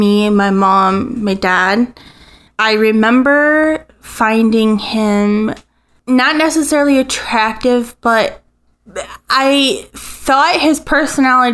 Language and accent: English; Bethesda, Maryland, United States; now in Toledo, United States; I am actually from Bethesda, Maryland. Was born there.